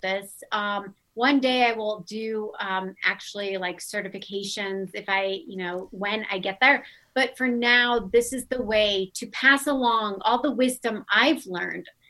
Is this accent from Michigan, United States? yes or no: no; Omaha, Nebraska, United States; also born or lived in Santa Monica, California; now in Denver, United States; I'm from Omaha, Nebraska